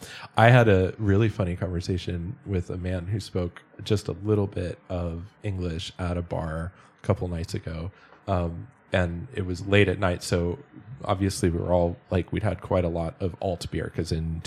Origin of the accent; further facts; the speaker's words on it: United States; now in Germany; because I'm foreign or because I'm from the States